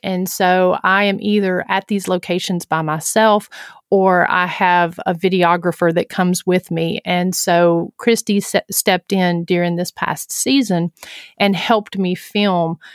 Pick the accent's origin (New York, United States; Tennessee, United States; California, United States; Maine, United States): Tennessee, United States; Huntsville; my hometown of Huntsville, Tennessee.